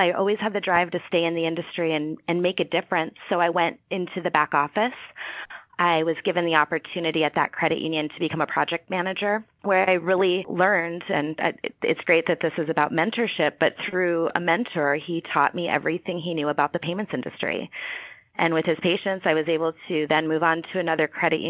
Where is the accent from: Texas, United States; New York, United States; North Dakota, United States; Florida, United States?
North Dakota, United States; moved away as an adult; also born or lived in Southern California; North Dakota, where I'm from